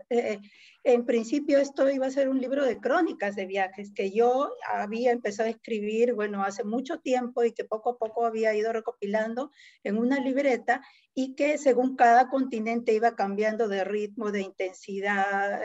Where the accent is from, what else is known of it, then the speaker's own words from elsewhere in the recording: Lima, Peru; yo nací en Lima, pero mi familia viene de ahí